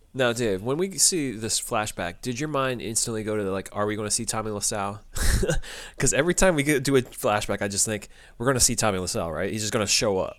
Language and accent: English; United States; two white American males